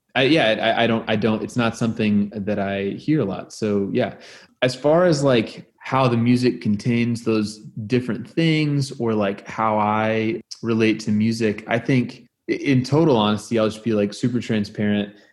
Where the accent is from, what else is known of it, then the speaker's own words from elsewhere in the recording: Oklahoma, United States; I'm from Oklahoma